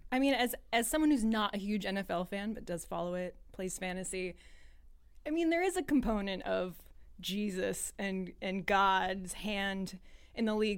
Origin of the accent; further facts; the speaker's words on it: New England, United States; moved away as an adult; I grew up in New England